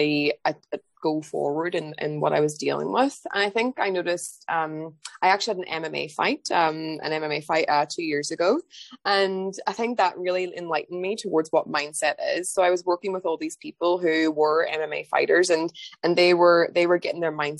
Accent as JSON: {"language": "English", "country": "Ireland", "also_born_or_lived": "London, United Kingdom", "moved": "as an adult", "lives_now": "England, United Kingdom", "said": "I'm from Ireland originally, but I moved to England"}